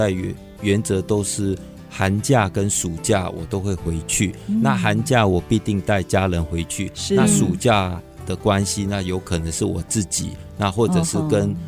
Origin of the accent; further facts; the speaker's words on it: Malaysia; 是我爸爸算是第二代在马来西亚出生的第一代华人。我爷爷是从呃大陆从广东省过来的，